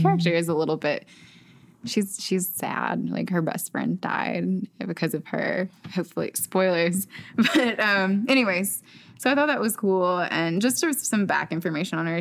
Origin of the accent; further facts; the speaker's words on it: the South, United States; as a Southerner